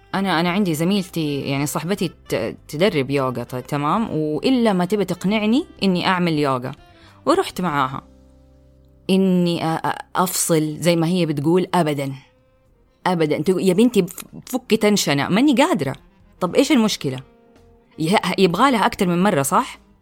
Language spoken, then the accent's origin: Arabic; Saudi Arabia